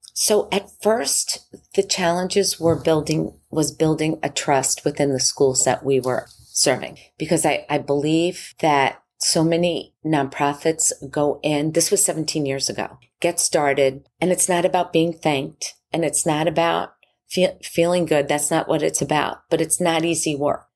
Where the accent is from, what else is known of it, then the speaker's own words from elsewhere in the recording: Long Island, New York, United States; I grew up in Long Island, New York